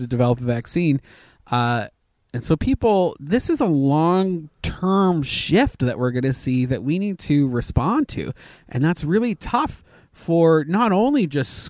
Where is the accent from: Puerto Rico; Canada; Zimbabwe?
Canada; now in United States; I'm a Canadian national, so I can be allowed back